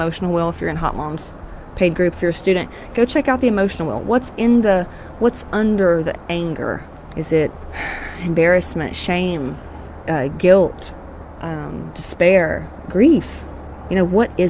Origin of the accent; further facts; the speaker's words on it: Georgia, United States; I'm from Georgia, Southern Baptist, fire and brimstone.